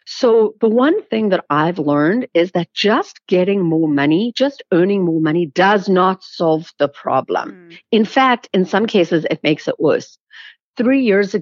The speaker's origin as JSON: {"language": "English", "country": "South Africa", "tie": "born or raised there", "said": "I grew up in South Africa"}